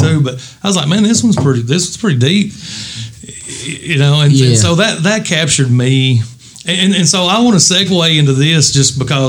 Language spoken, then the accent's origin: English; Eastern Kentucky, United States; if you're from Eastern Kentucky like us